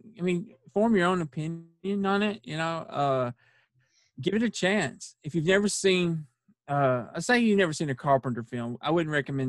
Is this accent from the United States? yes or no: yes; Russellville, Kentucky, United States; I'm from Russellville, but it hits us.